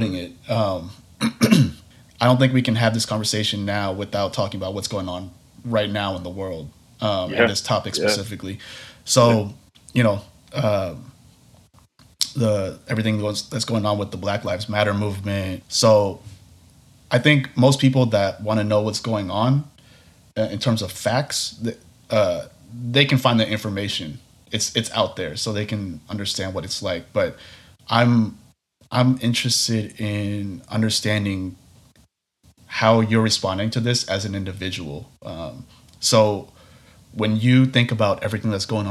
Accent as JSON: {"language": "English", "town": "Portland", "country": "United States", "tie": "born or raised there", "said": "I grew up in Portland"}